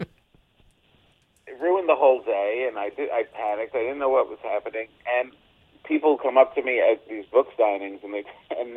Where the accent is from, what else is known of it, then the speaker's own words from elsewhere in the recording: Passaic, New Jersey, United States; moved away as an adult; also born or lived in New York; I'm definitely New Jersey born and bred. I lived there until I went into this New York to become a comedian